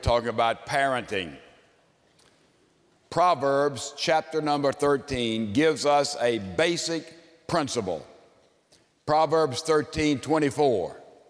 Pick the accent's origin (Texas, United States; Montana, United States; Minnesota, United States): Texas, United States; Houston; I'm from Houston, Texas.